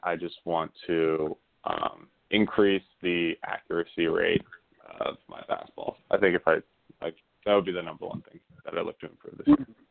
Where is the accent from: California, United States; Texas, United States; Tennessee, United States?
California, United States; Bay Area; I'm from the Bay Area in California.